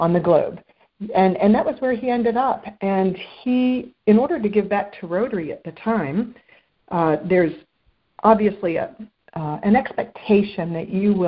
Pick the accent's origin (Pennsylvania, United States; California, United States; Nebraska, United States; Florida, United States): Florida, United States; Boca Raton; also born or lived in Baltimore, Maryland / Glen Arm, Maryland; now in West Palm Beach, United States; moved to Palm Beach County when we were all very young, and grew up here locally, local for me now. I'm in West Palm, but grew up in Boca Raton, Florida